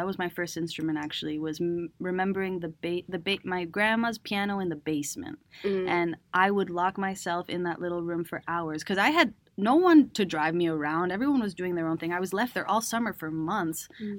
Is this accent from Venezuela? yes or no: yes; Venezuela; also born or lived in Cambridge, United States; send me back to Venezuela, because I moved out of there when I was around 6, 7 to the States again. I was born in Cambridge in Boston because my mom wanted citizenship.